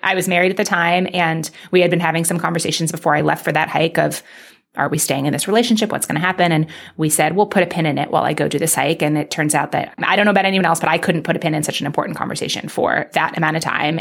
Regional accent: New York City, New York, United States; I grew up in Manhattan

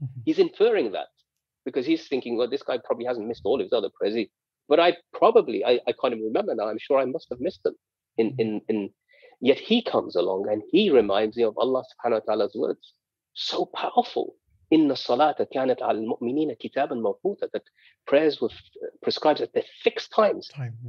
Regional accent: United Kingdom; They've come to steal money from me, perhaps because I'm British and a foreigner living in this land.

